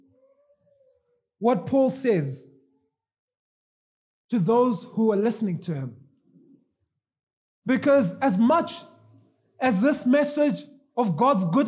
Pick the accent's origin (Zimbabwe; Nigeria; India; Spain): Zimbabwe; moved away; I'm from Zimbabwe